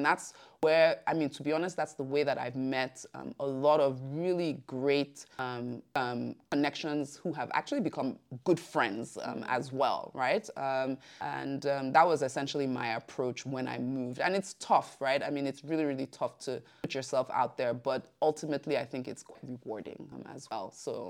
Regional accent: Lagos, Nigeria; moved away as an adult; now in Brussels, Belgium; I moved from Lagos to Brussels, I think eight years ago. And one of the things, you know, that became very apparent to me, you know, coming from Lagos was

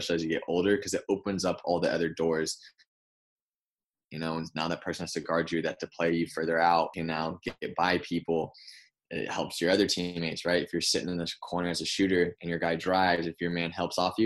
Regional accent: Concord, California, United States; moved away as an adult; now in Los Angeles, United States; I was born and raised in NorCal. I'm in the East Bay in Concord

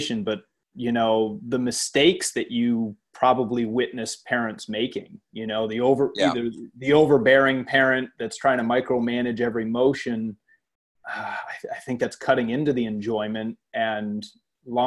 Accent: Maine, United States; I grew up in Maine

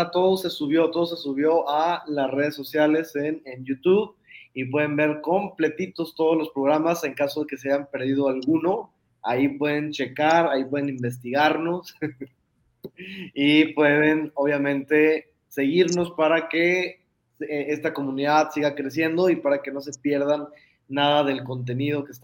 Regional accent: Guadalajara, Jalisco, Mexico; todos somos tapatíos mexicanos, orgullosamente.

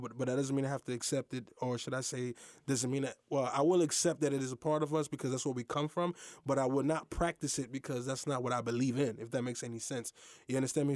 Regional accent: United States; I'm Haitian American. My mother and father, they were born in Haiti. I was born in America

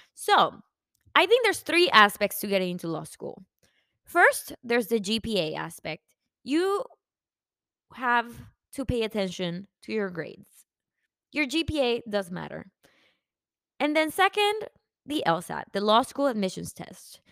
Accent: Mexico; also born or lived in McAllen; now in Dallas, United States; I am from Mexico

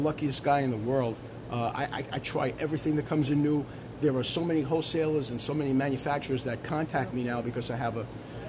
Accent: New York City, New York, United States; moved away as an adult; also born or lived in Swedesboro, New Jersey; now in New Jersey, United States; I'm from Brooklyn, New York

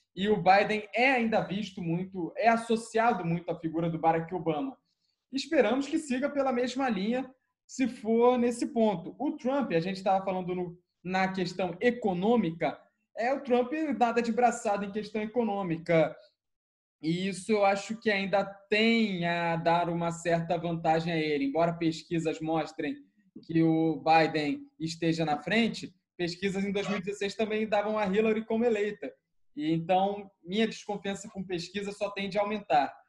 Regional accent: Brazil; eu sou brasileiro

